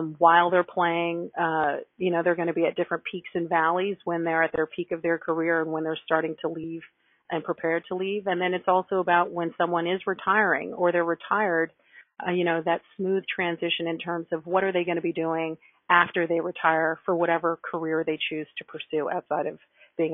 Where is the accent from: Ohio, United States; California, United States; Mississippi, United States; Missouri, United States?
California, United States; moved away as an adult; also born or lived in Massachusetts; now in New York City, United States; I grew up in California